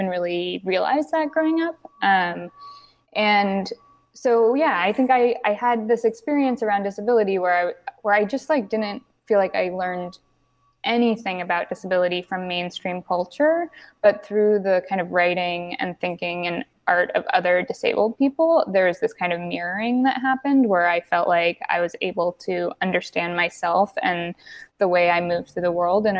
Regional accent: Berkeley, California, United States; I grew up in Berkeley, California

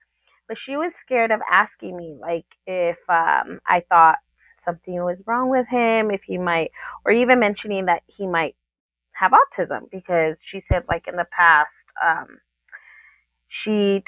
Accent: El Paso, Texas, United States; also born or lived in Oceanside, United States; I was born in Oceanside, California, when my dad was stationed out there from the Marine Corps. And then we moved over here to El Paso.

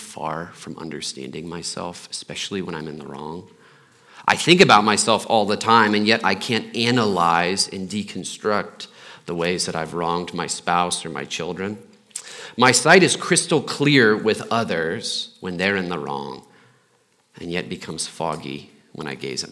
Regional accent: Muncie, Indiana, United States; now in Littleton, United States; I'm from Indiana

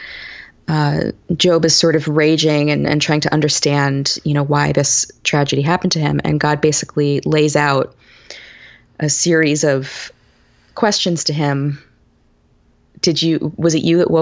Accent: New York, United States; growing up in New York in the 80s and 90s

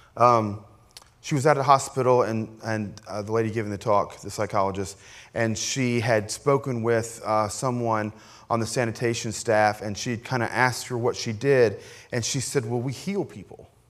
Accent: Appalachia, United States; I grew up, you know, as you know, as an Appalachian American, ki-, kind of in the hills

